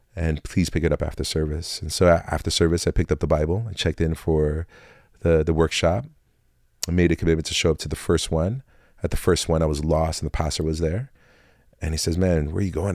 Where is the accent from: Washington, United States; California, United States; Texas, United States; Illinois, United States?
Washington, United States; Tacoma; also born or lived in Fort Lewis, Washington; now in Olympia, United States; I was born and raised in Tacoma, Washington